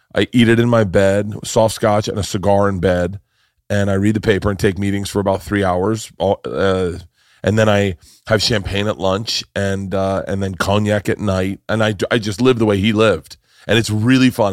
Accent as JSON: {"language": "English", "region": "Florida", "country": "United States", "tie": "born or raised there", "said": "I grew up in Florida"}